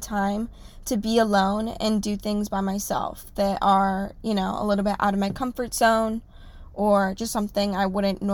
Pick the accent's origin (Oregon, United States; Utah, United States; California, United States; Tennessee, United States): California, United States; Orange County; I am from Orange County.